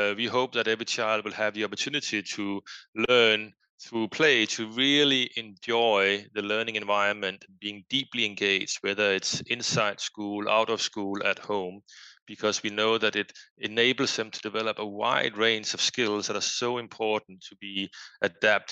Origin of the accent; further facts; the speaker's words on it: Denmark; English is a second language; moved away as an adult; now in Boston, United States; as one might hear from my accent, I am from Denmark. I grew up in Denmark, but lived various places around the world